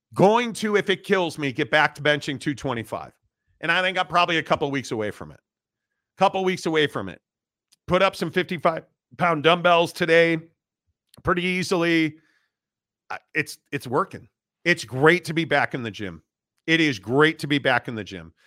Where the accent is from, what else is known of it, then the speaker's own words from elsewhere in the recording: Northbrook, Illinois, United States; I am from Northbrook, Illinois